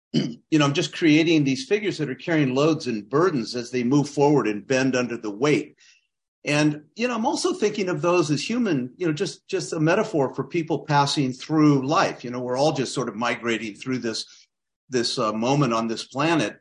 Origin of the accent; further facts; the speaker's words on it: Claremont, California, United States; also born or lived in Kansas City / Berkeley / Alfred, New York / Santa Cruz; I grew up down in Claremont, California, uh, about thirty miles east of L A.